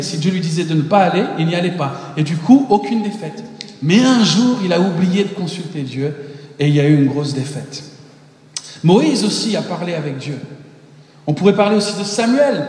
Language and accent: French; Paris, Île-de-France, France; moved away as an adult; also born or lived in Mexico / United States; je suis né au Mexique, mais très rapidement, je me suis retrouvé en France. Mes parents sont américains. Et euh, donc, à un an, je suis arrivé en, France. Et euh, à Paris pendant 19 ans.